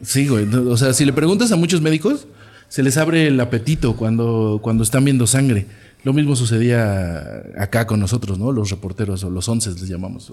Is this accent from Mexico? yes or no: yes; Toluca, State of Mexico, Mexico; Nací en la Alameda de Toluca